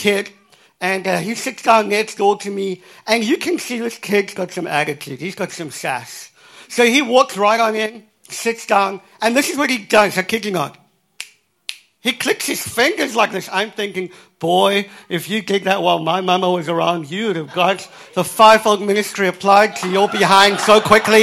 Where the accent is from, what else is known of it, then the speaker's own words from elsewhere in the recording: Cape Town, Western Cape, South Africa; I was born in Cape Town, in South Africa.